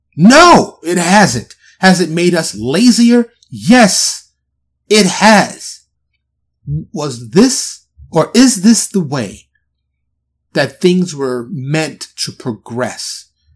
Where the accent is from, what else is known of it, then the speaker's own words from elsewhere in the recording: New York City, New York, United States; now in Texas, United States; born and raised in New York City